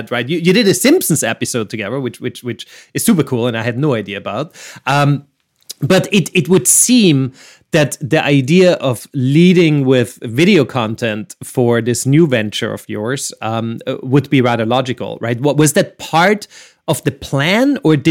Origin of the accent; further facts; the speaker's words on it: Vienna, Austria; I'm from Vienna